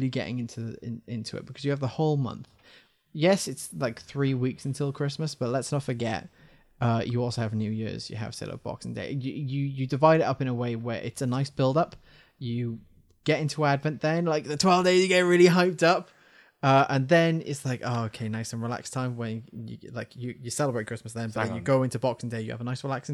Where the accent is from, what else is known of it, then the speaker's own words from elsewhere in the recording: Wales, United Kingdom; I'm Welsh.